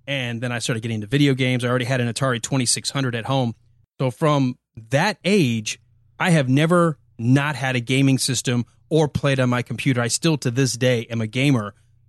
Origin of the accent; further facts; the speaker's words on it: Michigan, United States; where we grew up just outside of Detroit, where I grew